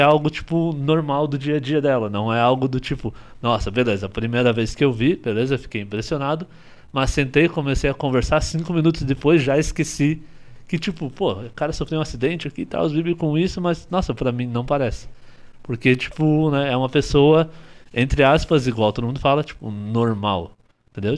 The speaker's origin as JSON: {"language": "Portuguese", "town": "Curitiba", "region": "Paraná", "country": "Brazil", "tie": "born or raised there", "also_born_or_lived": "Ivaiporã, Paraná", "said": "Eu sou de Ivaiporã, no Paraná"}